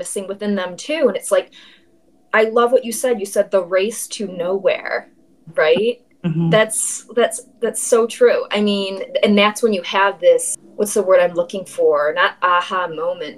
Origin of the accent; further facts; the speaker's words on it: Midwest, United States; moved away; also born or lived in Los Angeles; we're both from the Midwest